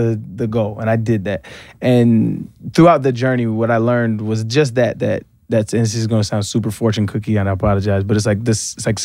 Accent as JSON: {"language": "English", "town": "Albuquerque", "region": "New Mexico", "country": "United States", "tie": "born or raised there", "also_born_or_lived": "San Diego, California", "moved": "yes", "said": "I grew up in Albuquerque, New Mexico, and I moved to San Diego, California"}